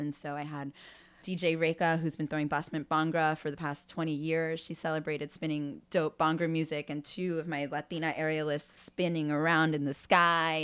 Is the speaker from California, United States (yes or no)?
no; New York, United States; I grew up in Spanish Harlem